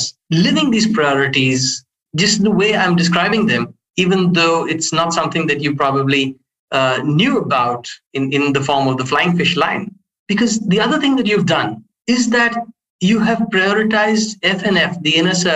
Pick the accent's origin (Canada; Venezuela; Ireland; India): India; I come from India